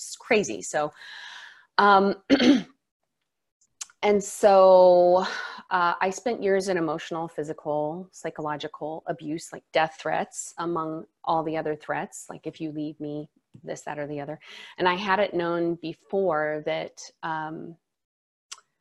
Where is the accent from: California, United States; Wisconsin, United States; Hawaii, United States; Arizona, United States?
Hawaii, United States; Maui; now in Seattle, United States; I'm from Maui, but I'm Seattle based